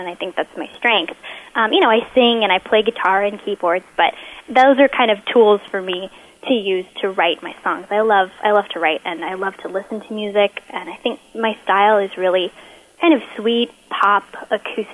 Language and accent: English; Pasadena, California, United States; I'm from Pasadena, California